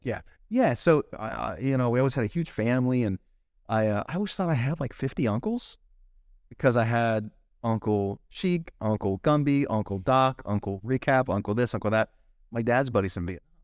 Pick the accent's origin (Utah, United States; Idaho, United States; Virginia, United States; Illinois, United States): Virginia, United States; Fairfax; moved away as an adult; also born or lived in Captiva Island, Florida / Curitiba, Brazil / Ohio; now in Miami, United States; I grew up in D C. Two days after high school, I moved from Fairfax to, uh, Captiva Island